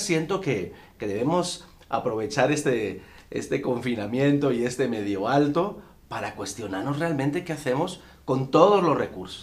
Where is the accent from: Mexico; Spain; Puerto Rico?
Spain; En mi país, en España